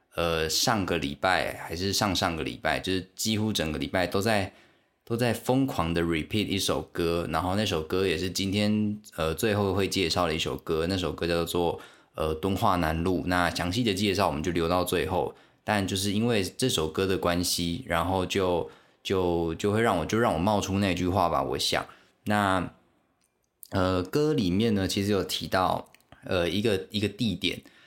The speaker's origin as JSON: {"language": "Chinese", "country": "Taiwan", "tie": "born or raised there", "also_born_or_lived": "Xiaoliuqiu, Pingtung County", "first_language": "Taiwanese Hokkien", "second_language": "Chinese", "said": "我们都讲台语，我们我们都讲讲台语，这样，就我们根本不会讲中文，我一开始根本也不会讲中文。我就讲台语"}